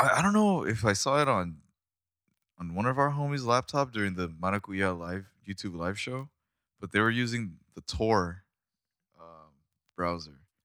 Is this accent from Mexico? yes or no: yes; Rosarito, Baja California, Mexico; moved away; growing up in Mexico